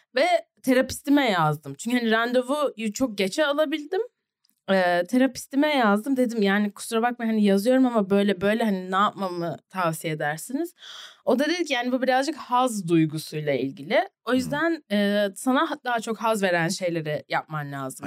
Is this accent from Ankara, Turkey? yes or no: yes; Ankara, Turkey; also born or lived in New Jersey, United States; ben Bilkent'te, BAPS'ta okudum